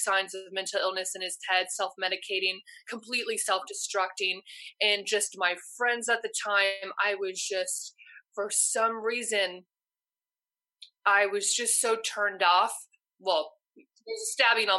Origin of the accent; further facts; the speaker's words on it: Los Angeles, California, United States; I was from Los Angeles